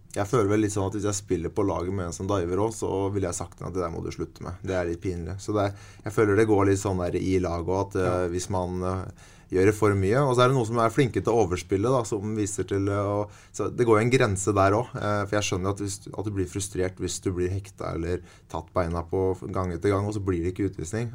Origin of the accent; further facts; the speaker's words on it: Sarpsborg, Østfold, Norway; moved away as an adult; also born or lived in Sweden / Switzerland / Russia / Germany; Jeg kan bo hjemme på Promper'n hos mamma og pappa